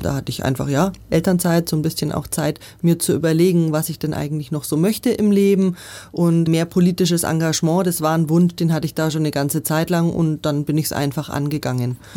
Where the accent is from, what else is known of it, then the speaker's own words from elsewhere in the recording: Nuremberg, Bavaria, Germany; moved away as an adult; now in Munich, Germany; Nürnberg, wo ich herkomme